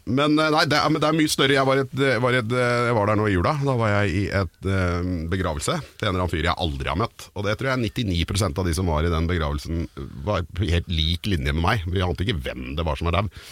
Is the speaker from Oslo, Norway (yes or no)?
yes; Oslo, Norway; also born or lived in Caribbean; jeg vokste opp på Kjelsås